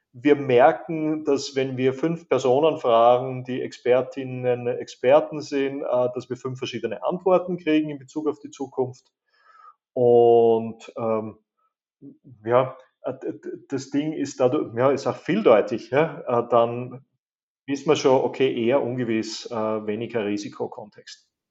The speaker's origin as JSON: {"language": "German", "town": "Graz", "region": "Styria", "country": "Austria", "tie": "born or raised there", "said": "Geburts- und Wahlheimat Graz, Österreich"}